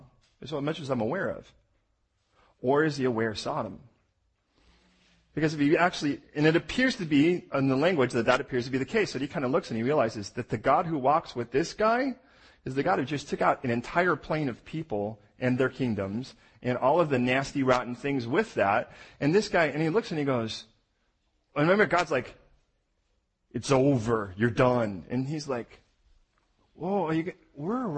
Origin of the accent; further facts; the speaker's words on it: United States; I'm American